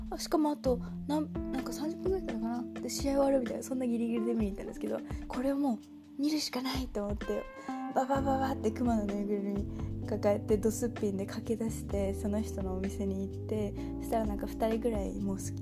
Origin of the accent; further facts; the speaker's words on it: Gunma, Japan; 私群馬出身なんですけど